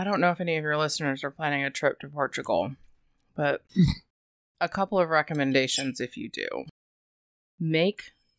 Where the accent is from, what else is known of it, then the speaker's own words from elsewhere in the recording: United States; we're American.